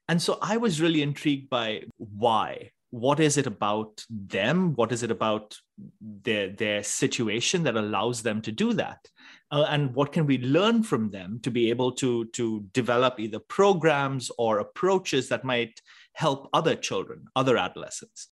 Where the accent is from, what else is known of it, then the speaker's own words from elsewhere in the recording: Mumbai, Maharashtra, India; moved away; I grew up in Bombay in India